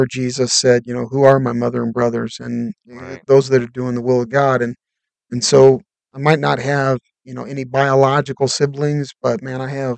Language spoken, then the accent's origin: English; Bradley, Illinois, United States; moved away as an adult; also born or lived in Oregon; I grew up in Bradley, Illinois, which is basically Kankakee, Illinois. It's about 45 minutes south of Chicago